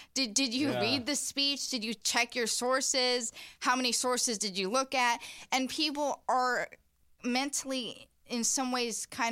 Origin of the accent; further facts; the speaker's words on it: Indiana, United States; And I'm from Indiana, and I really never liked that. I call it small town mentality.